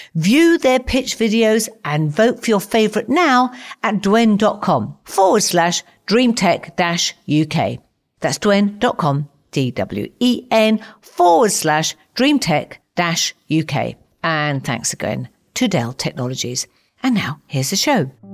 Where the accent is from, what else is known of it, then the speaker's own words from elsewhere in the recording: Watford, East of England, United Kingdom; Growing up in Watford